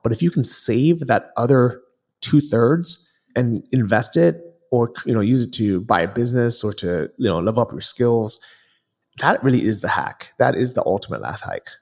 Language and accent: English; California, United States; moved away as an adult; I grew up in California